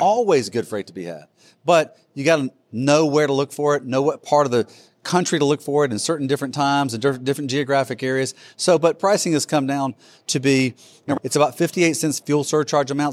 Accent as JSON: {"language": "English", "region": "Alabama", "country": "United States", "said": "I am from Alabama"}